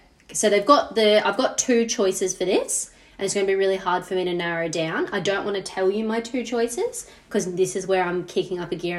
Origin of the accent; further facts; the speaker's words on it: Australia; in South Africa, and I'm an Australian there.